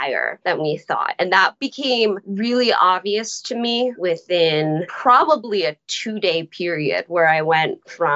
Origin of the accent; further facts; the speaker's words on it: United States; now in New York City, United States; I went to my hometown